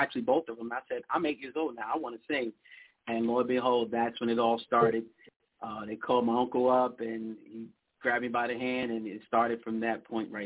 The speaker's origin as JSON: {"language": "English", "town": "New York City", "region": "New York", "country": "United States", "tie": "born or raised there", "moved": "yes", "lives_now": "Texas, United States", "said": "Born and raised, Brooklyn, New York."}